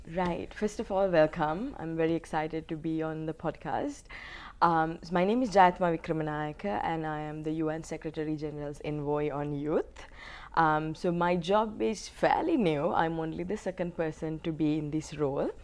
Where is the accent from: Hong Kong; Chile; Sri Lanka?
Sri Lanka; moved away as an adult; I'm from Sri Lanka. Um, I was um, actually born into a war mm-hmm. because my country was going through a 30 year long armed conflict. Um, so I lived 19 years of my life um, in a conflict setting.